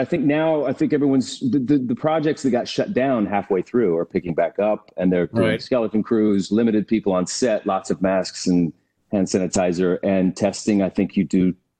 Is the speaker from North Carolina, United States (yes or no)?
no; Oklahoma, United States; now in Los Angeles, United States; I grew up in Oklahoma